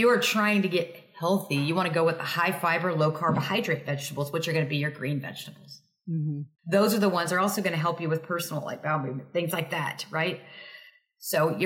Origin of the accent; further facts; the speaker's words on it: Texas, United States; I'm from Texas